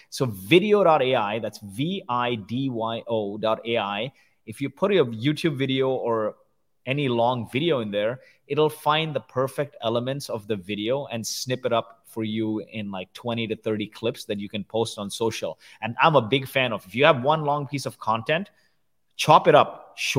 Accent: India; also born or lived in Kuwait; but I grew up in the slums of India. And I was born in Kuwait. My parents are from India. They happened to go to Kuwait.

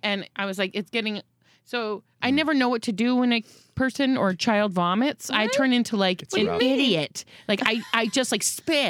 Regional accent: Tampa, Florida, United States; where are you from originally? I'm like, Tampa.

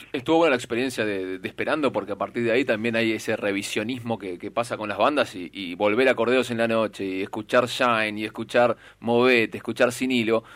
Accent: El Palomar, Buenos Aires Province, Argentina; soy de Palomar yo

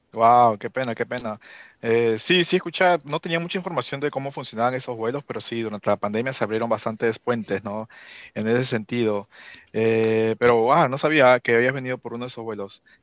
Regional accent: Lima, Peru; now in Washington, D.C. area, United States; crecí en Surco

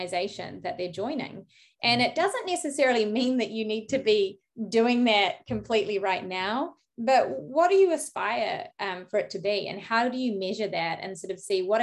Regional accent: New Zealand; moved away as an adult; also born or lived in United Kingdom; now in San Francisco Bay Area, United States; I'm from New Zealand, by the way, so I was studying in New Zealand, and then I went off to the UK and I spent 10 years in the UK.

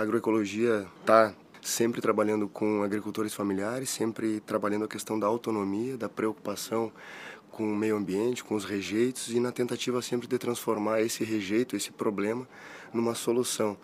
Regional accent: Rio Grande do Sul, Brazil; Viemos do Rio Grande do Sul

